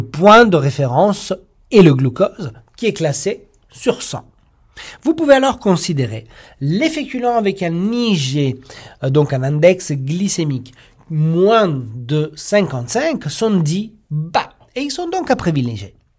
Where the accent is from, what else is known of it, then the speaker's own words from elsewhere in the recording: Italy; moved away; en tant qu'Italien